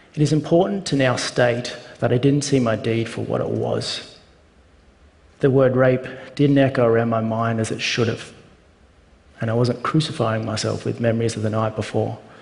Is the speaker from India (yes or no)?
no; Australia; I'm an Australian